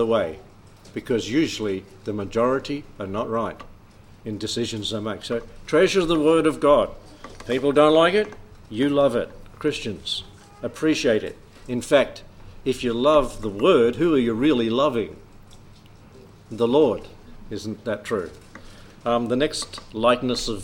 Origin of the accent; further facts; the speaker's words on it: South Australia, Australia; I'm from South Australia